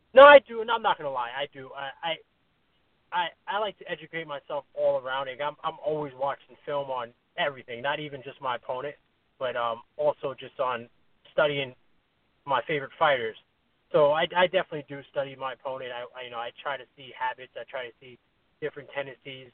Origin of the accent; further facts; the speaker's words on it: New York, United States; now in Connecticut, United States; I'm from New York, but you know, I live in Connecticut now.